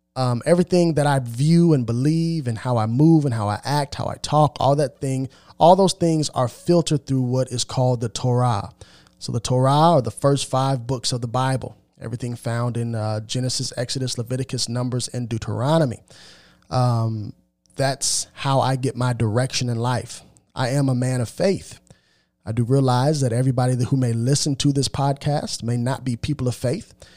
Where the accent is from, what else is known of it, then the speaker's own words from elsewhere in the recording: United States; I am an African American. Um, I know that I'm a Hebrew, but I am of African descent and I live in America